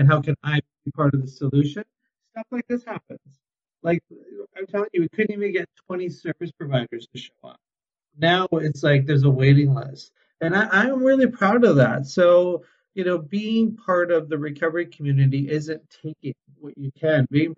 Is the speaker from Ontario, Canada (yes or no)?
no; Vancouver, British Columbia, Canada; And I remember going to Portugal, and I'm from Vancouver, and I'm on stakeholder groups, and I'm involved.